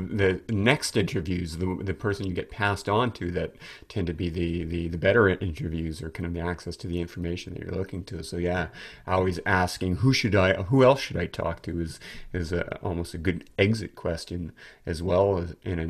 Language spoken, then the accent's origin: English; United States; I'm an American journalist, which I think carried a little bit more weight.